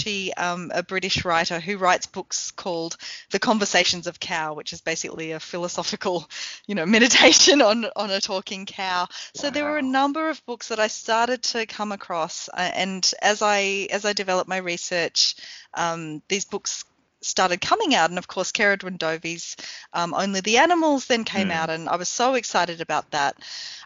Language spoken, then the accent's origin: English; Lakes Entrance, Victoria, Australia; moved away as an adult; also born or lived in Sale, Australia / Queensland, Australia; now in New Zealand; when I was growing up in Lake Sentrance, in Gippsland, in Sale.